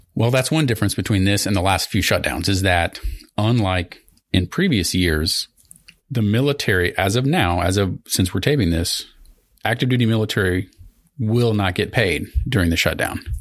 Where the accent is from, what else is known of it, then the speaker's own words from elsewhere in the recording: Southern Missouri, United States; I'm from Southern Missouri